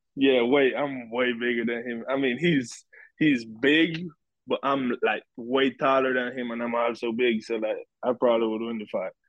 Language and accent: English; Bluefields, South Caribbean Coast Autonomous Region, Nicaragua; now in United States; I grew up in Bluefields, Nicaragua, the Caribbean coast of Nicaragua